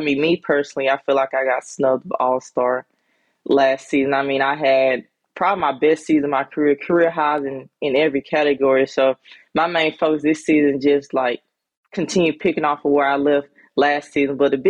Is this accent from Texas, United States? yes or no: no; Sandersville, Georgia, United States; also born or lived in Greenwood, South Carolina; Well, actually, I was just born in Greenwood, South Carolina. I was raised in Sandersville, Georgia. Okay. So that's like 2 hours from Atlanta.